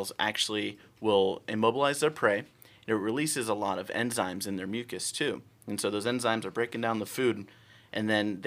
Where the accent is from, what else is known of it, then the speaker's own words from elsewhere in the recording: Pittsburgh, Pennsylvania, United States; now in Florida, United States; I'm originally from Pittsburgh, Pennsylvania